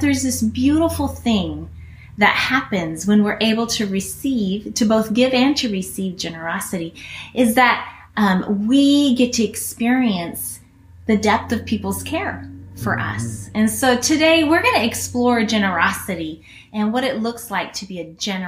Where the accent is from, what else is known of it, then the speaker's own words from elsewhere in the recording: Guinea; I grew up in Guinea, West Africa. Many of you guys know that.